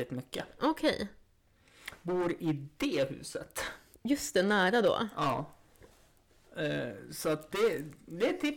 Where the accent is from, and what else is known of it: Jämtland, Sweden